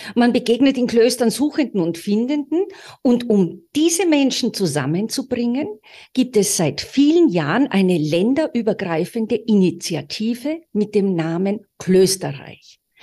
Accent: Austria; Wir sind beide Österreicher

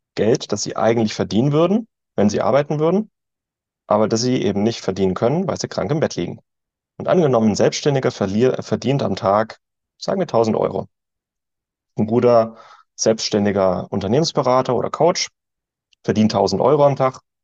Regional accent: Germany; als Deutsche sind wir, oder ich

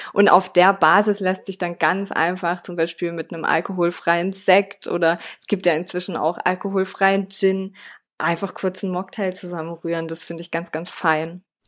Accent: France; moved away; ich bin in Frankreich aufgewachsen.

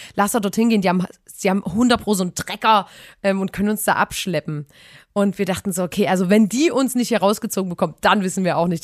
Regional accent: Chemnitz, Saxony, Germany; wir kommen ja aus, aus einer richtig fetten Stadt Chemnitz

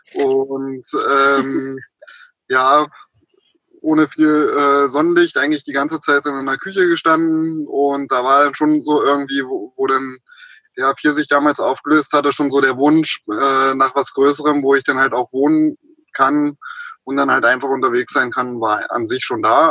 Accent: Berlin, Germany; moved away as an adult; also born or lived in Potsdam / Austria / Bavaria; geboren in Potsdam, in Berlin aufgewachsen und bin dann mit 18 aus dieser großen bösen Stadt raus und nach Österreich

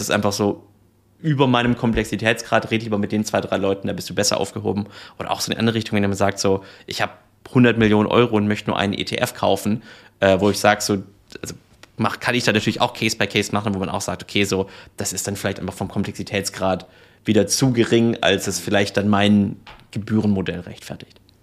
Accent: Swabia, Germany; also born or lived in Reutlingen / United States; ich bin gebürtiger Schwabe

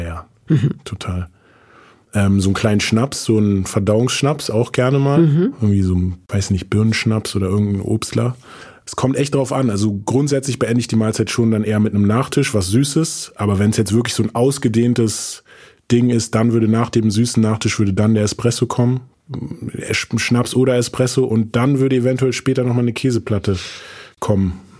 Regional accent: Berlin, Germany; also born or lived in Frankfurt; Meine Eltern leben beide noch in Morbid auch, also quasi auch in der gleichen Gegend, wo ich aufgewachsen bin

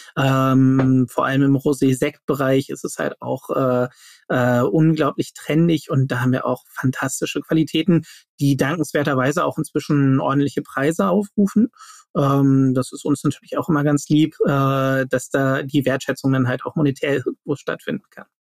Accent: Germany; als äh, Deutsche

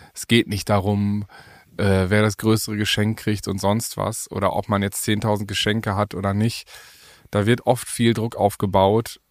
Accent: Paderborn, North Rhine-Westphalia, Germany; moved away as an adult; also born or lived in Berlin; hier, jetzt in, in, in Paderborn, in meiner Heimat, wo ich jetzt wieder lebe

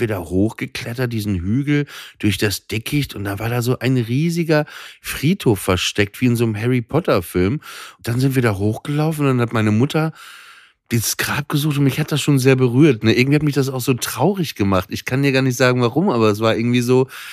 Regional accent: Papenburg, Lower Saxony, Germany; ich bin ja äh, mit Schiffen groß geworden in Papenburg

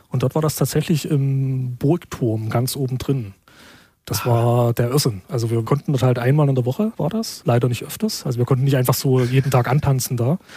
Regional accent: Schwarzenberg, Saxony, Germany; Die Gegend, wo ich herkomme, kurz nach dem Krieg war das sogenanntes Wismut-Gebiet

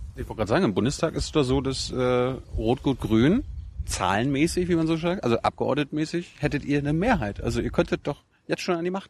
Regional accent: East Germany, Germany; ich komme ja aus dem Osten

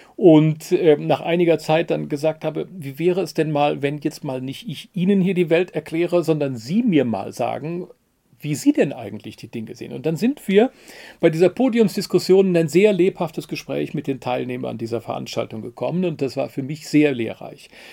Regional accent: West Germany, Germany; Ich bin 1967 als Wessi geboren und als Wessi aufgewachsen

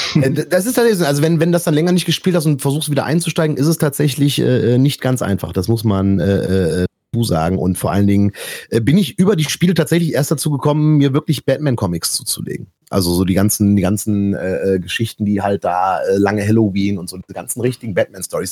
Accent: Erkrath, North Rhine-Westphalia, Germany; hier in, in Erkrath, meiner Heimatstadt.

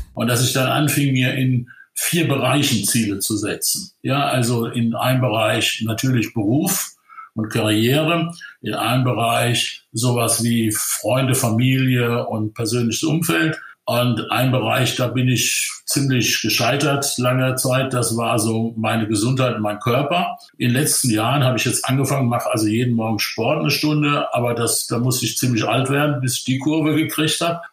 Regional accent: Ludwigshafen, Rhineland-Palatinate, Germany; ich bin ein einfacher Pfälzer Junge, der die ersten 24 Jahre seines Lebens in 250 Meter Entfernung der BASF groß geworden ist

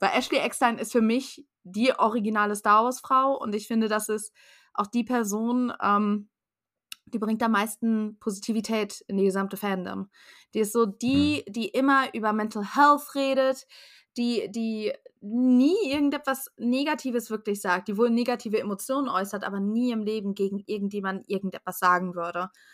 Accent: Germany; wir als Deutsche

